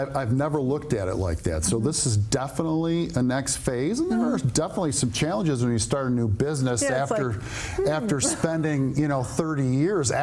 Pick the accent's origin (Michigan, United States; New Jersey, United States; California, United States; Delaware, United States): Michigan, United States; Royal Oak; Native to the area, grew up just south of here in Royal Oak